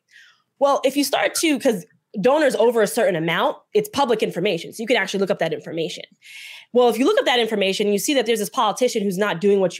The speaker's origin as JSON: {"language": "English", "region": "New Jersey", "country": "United States", "said": "I'm from Jersey and in the political space in Jersey"}